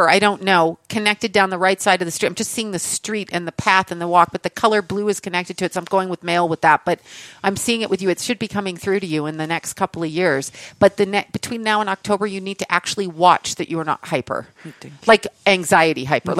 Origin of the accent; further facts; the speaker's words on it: Canada; I'm Canadian